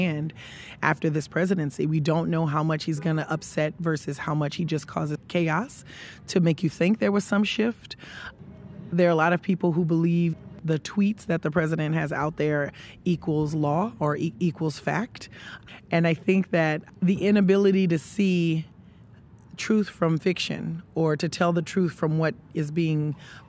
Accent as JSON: {"language": "English", "region": "rural Louisiana", "country": "United States", "tie": "born or raised there", "said": "I'm African American, raised in rural Louisiana"}